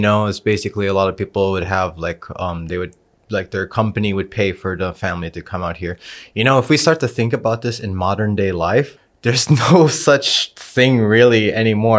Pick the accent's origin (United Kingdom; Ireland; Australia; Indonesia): Indonesia; also born or lived in United States / Bali; I grew up in Indonesia. I was born in America.